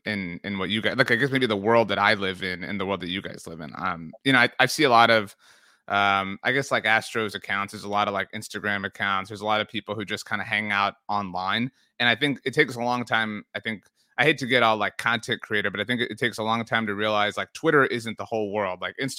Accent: Texas, United States; I'm from South Texas. I'm from the Rio Grande Valley.

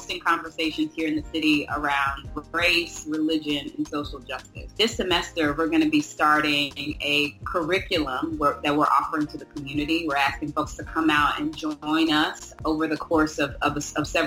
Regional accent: Little Rock, Arkansas, United States; now in Houston, United States; I grew up in Little Rock, Arkansas, but I've been in Houston for about 8 years now.

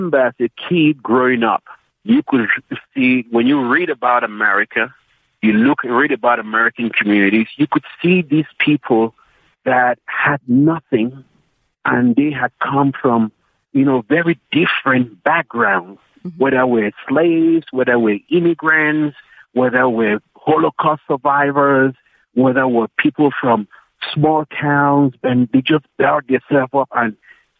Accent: Cameroon; moved away as an adult; also born or lived in Maryland, United States; now in South Africa; I was born in Cameroon. I grew up there in a little town, in basically a little village.

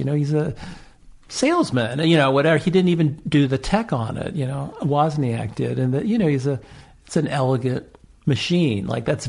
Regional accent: Los Angeles, California, United States; now in San Francisco, United States; I grew up in Griffith Park, and which of course is hugely different now. And I've lived in the Palisades. I lived in North Hollywood, lived in Santa Monica. So I definitely know L.A.

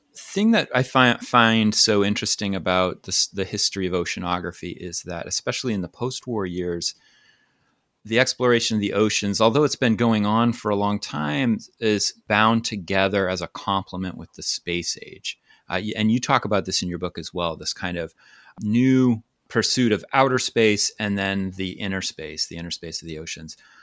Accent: Maine, United States; I grew up on the coast of Maine

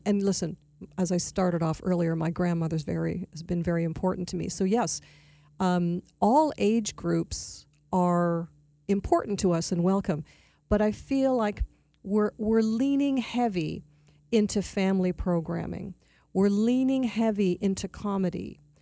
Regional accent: Toronto, Ontario, Canada; moved away as an adult; also born or lived in Montreal; now in Palm Beach County, United States; I am a native Torontonian, so I'm from Canada

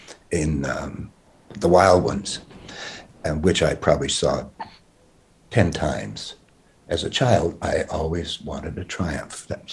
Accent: Queens, New York, United States; I really didn't know, you know, I grew up in Queens, but I was just a kid.

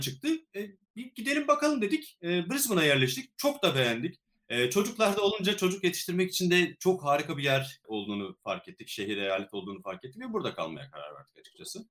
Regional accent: Çubuk, Ankara, Turkey; moved away as an adult; now in Australia; Ben Ankara'da çubukta doğdum. Ee, ot endüstrümenliğini bitirene kadar da Ankara'da yaşadım

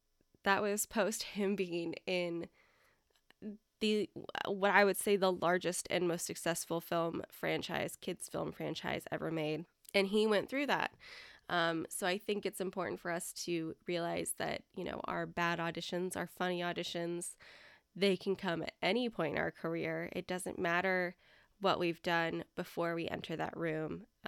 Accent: England, United Kingdom; I gave them my brightest smile and said … from England.

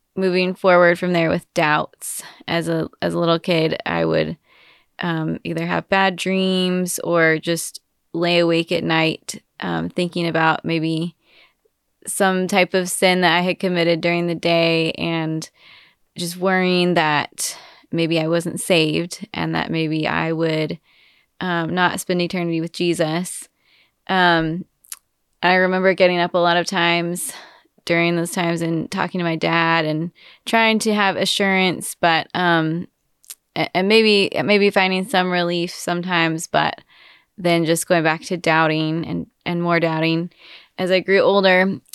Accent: Wichita, Kansas, United States; now in Austin, United States; I am from Wichita, Kansas, so not, not from Texas

